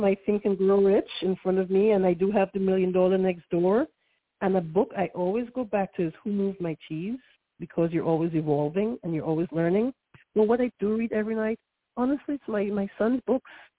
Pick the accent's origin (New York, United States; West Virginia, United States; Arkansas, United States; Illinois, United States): New York, United States; don't judge me, I'm a New Yorker